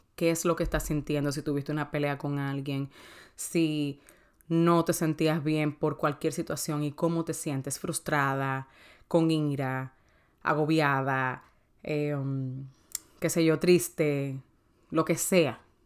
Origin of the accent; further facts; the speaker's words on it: Dominican Republic; yo soy dominicana